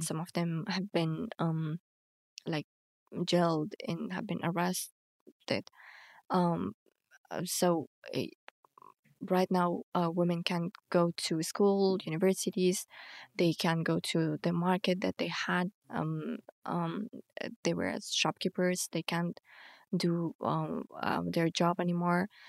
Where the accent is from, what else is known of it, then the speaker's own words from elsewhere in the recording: Bamyan, Afghanistan; also born or lived in Kabul; I grew up in Bamiyan